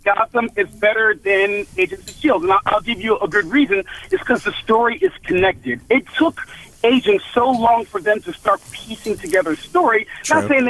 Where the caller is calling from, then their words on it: Alabama, United States; I'm calling from Alabama.